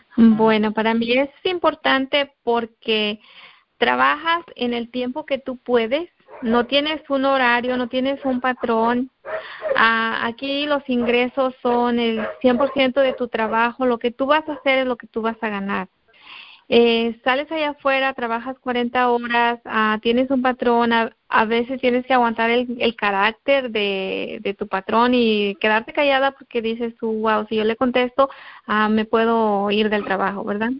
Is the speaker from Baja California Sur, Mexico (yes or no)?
no; Guerrero, Mexico; moved away; yo soy de, del estado de Guerrero, de México, estado de Guerrero